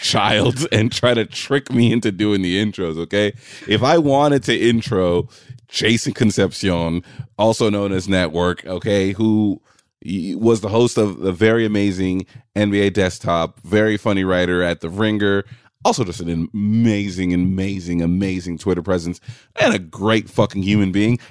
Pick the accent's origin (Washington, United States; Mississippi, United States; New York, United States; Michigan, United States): New York, United States; New York City; I grew up in New York City